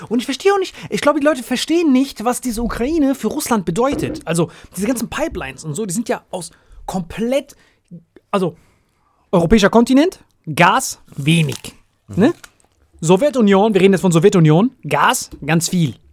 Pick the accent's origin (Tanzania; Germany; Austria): Germany; Saarland; ich bin Saarländer